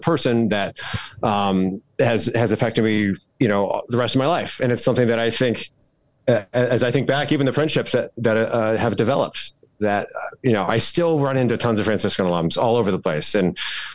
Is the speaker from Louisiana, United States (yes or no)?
no; Kalamazoo, Michigan, United States; I grew up in Southwest Michigan, a little town called Kalamazoo